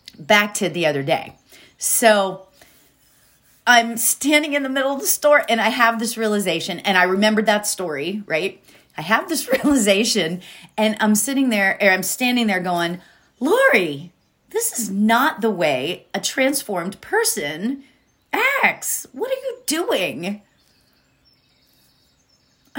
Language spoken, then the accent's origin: English; State College, Pennsylvania, United States; State College, Pennsylvania, which is where Penn State is, which is where I grew up in Pennsylvania